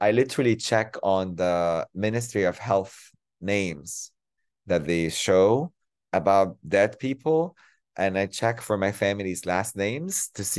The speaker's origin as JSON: {"language": "English", "town": "Cairo", "region": "Cairo Governorate", "country": "Egypt", "tie": "born or raised there", "moved": "as an adult", "lives_now": "San Francisco, United States", "said": "My parents were both displaced from Palestine, so we had to grow up in Egypt as refugees. So I grew up in Cairo."}